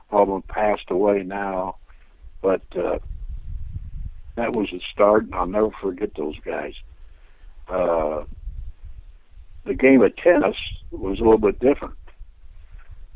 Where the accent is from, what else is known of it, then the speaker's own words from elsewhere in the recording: Terre Haute, Indiana, United States; Terre Haute in the days that I was growing up was kind of a wide-open town